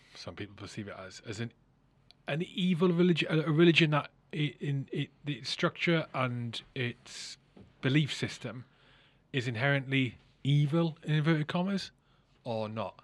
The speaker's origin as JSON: {"language": "English", "region": "Wales", "country": "United Kingdom", "tie": "born or raised there", "moved": "yes", "lives_now": "England", "said": "I grew up in Wales, I live in England, you know, I've got Irish mother, Scottish father"}